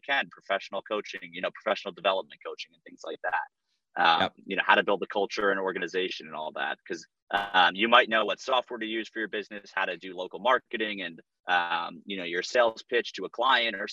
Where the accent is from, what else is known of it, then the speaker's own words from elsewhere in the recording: Northeast, United States; I'm from the Northeast